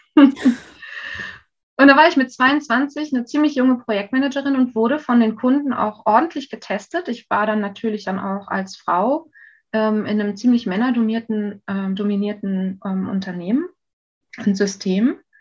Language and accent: German; North Rhine-Westphalia, Germany; also born or lived in Saxony; now in Berlin, Germany; meine Familie ist 92 nach NRW gezogen